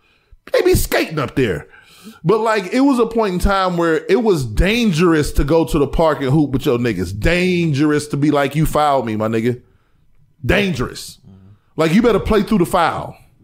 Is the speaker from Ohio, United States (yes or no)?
yes; East Cleveland, Ohio, United States; growing up in East Cleveland in the late 80s and the 90s